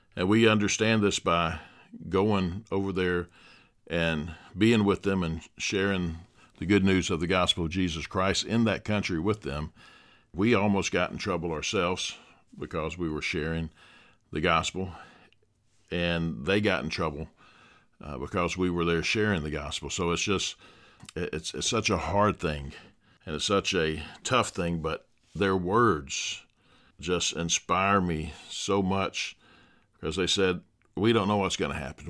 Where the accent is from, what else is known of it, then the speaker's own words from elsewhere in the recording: Dothan, Alabama, United States; my hometown here in Dothan, Alabama